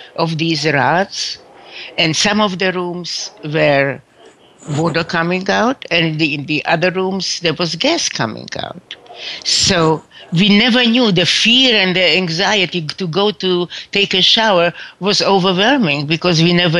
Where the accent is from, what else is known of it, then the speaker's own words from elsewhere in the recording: Brno, South Moravian Region, Czechia; moved away; I was born in Czechoslovakia, that is now the Czech Republic, in the city of Brno, B-R-N-O, right on the Austrian border